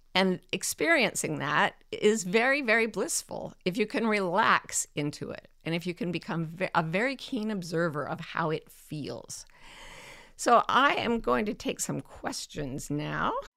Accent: Utah, United States; moved away as an adult; I kind of fled back to my home state where it was, you know, routinely accepted that I would have a child with um, special needs. You know, God bless Utah for that.

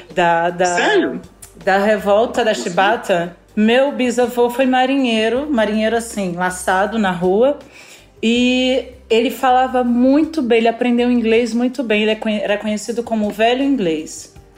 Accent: Rio de Janeiro, Brazil; esse lugar é o lugar onde eu fui criada só com pessoas negras

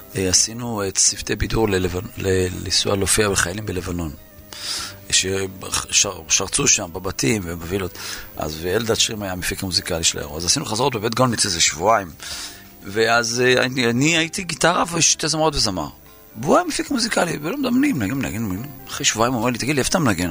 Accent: Yeruham, Southern District, Israel; נולדתי בירוחם

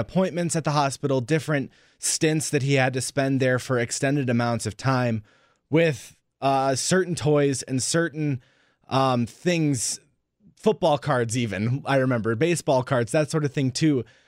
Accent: San Diego, California, United States; now in Wisconsin, United States; I grew up in the California area, um, in San Diego specifically

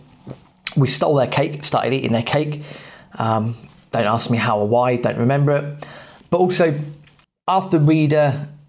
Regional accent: England, United Kingdom; Inglaterra. Soy inglés

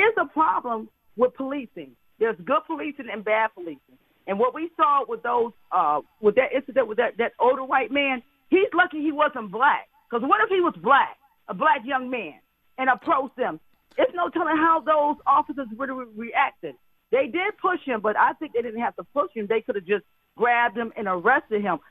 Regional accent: the South, United States; I was brought up in the South

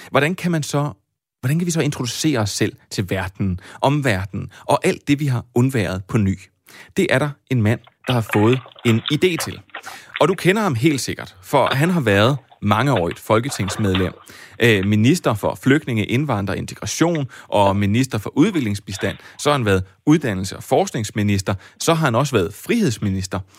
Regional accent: Copenhagen, Capital Region of Denmark, Denmark; Jeg bor selv i Vestjylland, men jeg voksede op i København, og så jeg arbejdet på Fyn.

